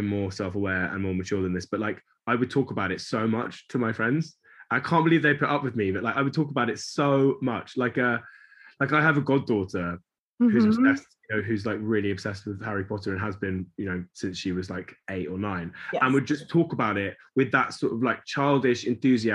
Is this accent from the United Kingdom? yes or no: yes; London, United Kingdom; I grew up in South London